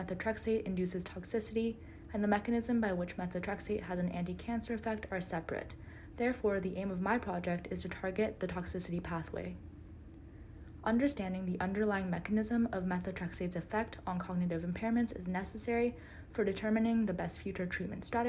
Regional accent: Canada; I identify as Korean Canadian

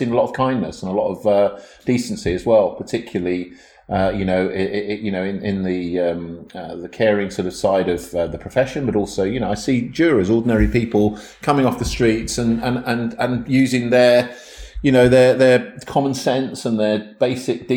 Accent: Milton Keynes, South East England, United Kingdom; I grew up in Milton Keynes

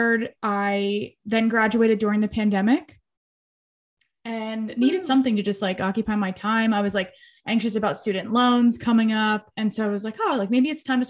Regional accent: Philadelphia, Pennsylvania, United States; I'm from Philly

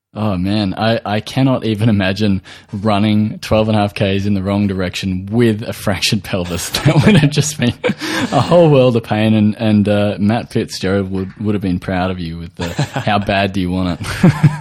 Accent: Australia

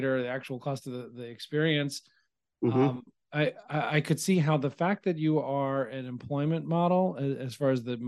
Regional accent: Nashville, Tennessee, United States; now in Long Island, United States; And I'm from Nashville

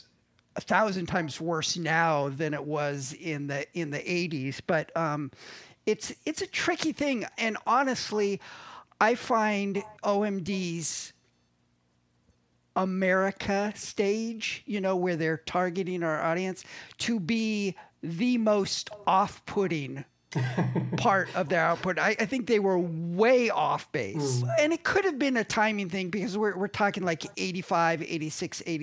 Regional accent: United States; Being an American all of my life

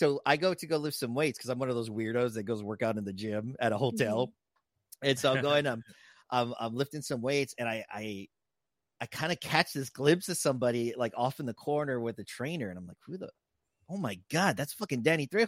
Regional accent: San Antonio, Texas, United States; I was from the south side of San Antonio.

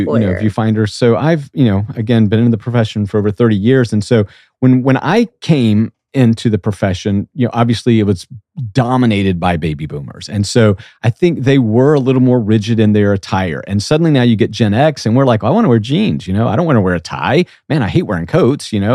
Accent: South Georgia, United States; I'm from South Georgia Becky I grew up where you know wearing a coat was only for Sunday morning

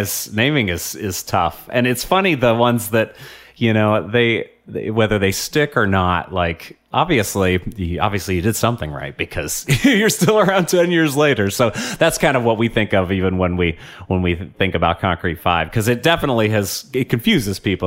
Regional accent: Portland, Oregon, United States; I grew up in Portland before it was cool.

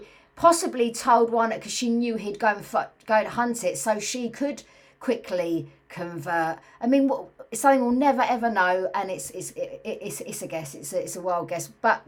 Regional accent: St Osyth, East of England, United Kingdom; I was brought up in St. Osyth

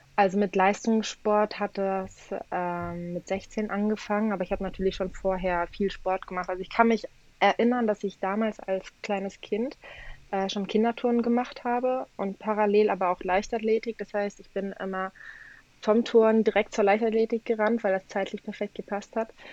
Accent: Cologne, North Rhine-Westphalia, Germany; also ich komme aus Köln, bin in Köln geboren, hier aufgewachsen. Ähm, allerdings kommt meine komplette Familie aus Polen

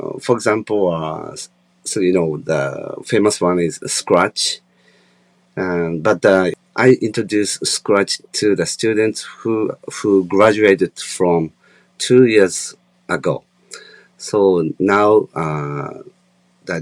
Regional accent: Japan; So in Japan and in my hometown

